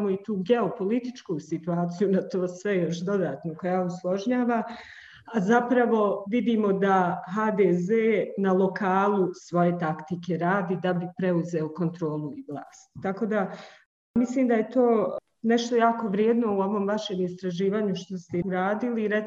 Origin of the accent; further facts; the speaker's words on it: Bihać, Una-Sana Canton, Bosnia & Herzegovina; ja sam e, iz Bosne i Hercegovine, iz Bihaća, jako smo blizu gore Hrvatskoj